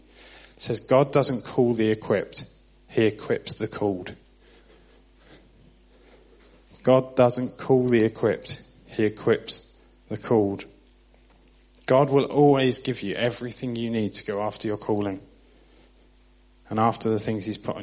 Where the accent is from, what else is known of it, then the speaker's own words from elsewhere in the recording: Southampton, South East England, United Kingdom; moved away; I'm from Southampton on the South Coast.